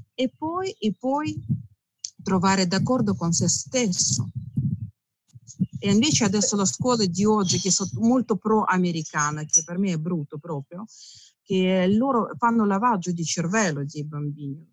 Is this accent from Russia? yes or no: yes; Russia; Italian is a second language; moved away as an adult; now in Italy; io sono russa, mio marito è italiano